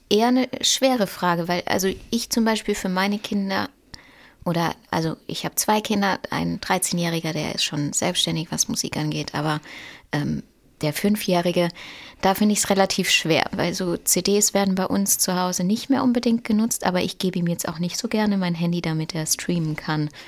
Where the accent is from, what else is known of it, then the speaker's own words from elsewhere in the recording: Moos, Baden-Württemberg, Germany; Ich komme vom Bodensee aus Moos.